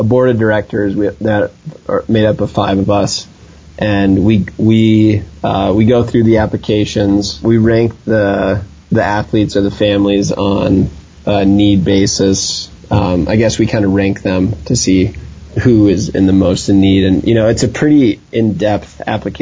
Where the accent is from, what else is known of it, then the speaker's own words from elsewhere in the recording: Vail, Colorado, United States; growing up in Vail